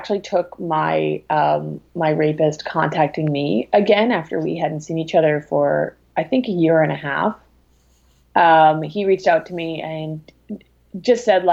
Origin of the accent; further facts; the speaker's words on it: Prince Edward Island, Canada; I'm from the East Coast. I'm from Prince Edward Island.